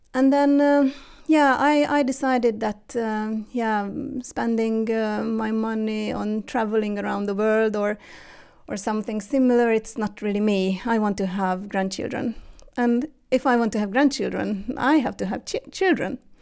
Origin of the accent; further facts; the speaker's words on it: Hungary; moved away as an adult; now in Sweden; I was born and raised in Hungary